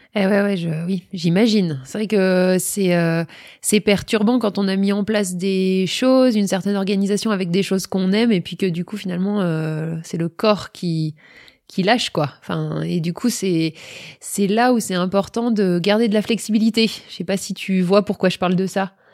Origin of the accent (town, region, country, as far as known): France